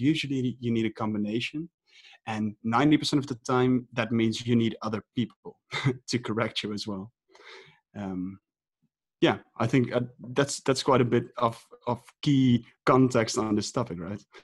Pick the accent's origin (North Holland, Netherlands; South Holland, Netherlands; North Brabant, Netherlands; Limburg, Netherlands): North Holland, Netherlands; Amsterdam; I'm from Amsterdam